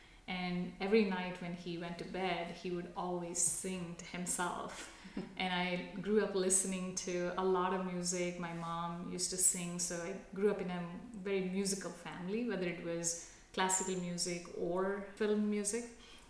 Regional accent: South India, India; moved away; I am from South India. Mm-hmm. And I grew up with my grandmother

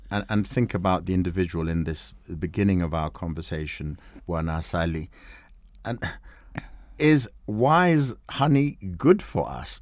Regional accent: Kenya; we're Kenyan

